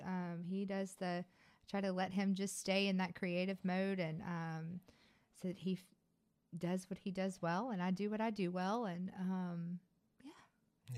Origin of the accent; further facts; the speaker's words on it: Baton Rouge, Louisiana, United States; moved away; also born or lived in Ruston, Louisiana; I was born in Baton Rouge in nineteen eighty-four